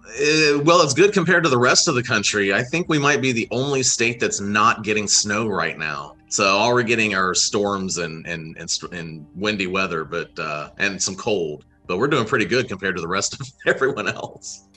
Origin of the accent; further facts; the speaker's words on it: Florida, United States; moved away as an adult; also born or lived in Wyoming; my college years where I, I moved away from Florida